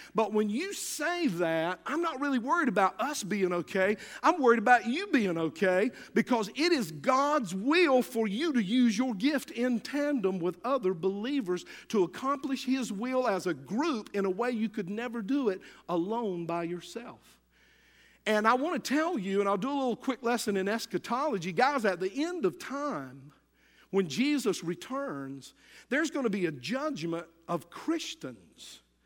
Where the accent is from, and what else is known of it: United States